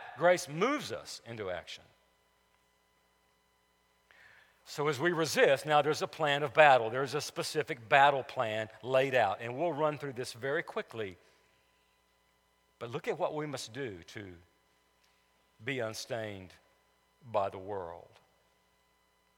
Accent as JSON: {"language": "English", "town": "Cullman", "region": "Alabama", "country": "United States", "tie": "born or raised there", "said": "In the neighborhood I grew up on Elm Street in Cullman, Alabama"}